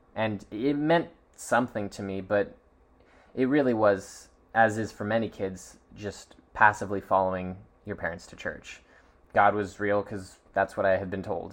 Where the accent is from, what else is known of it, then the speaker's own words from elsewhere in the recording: Seattle, Washington, United States; I was born in Seattle, Washington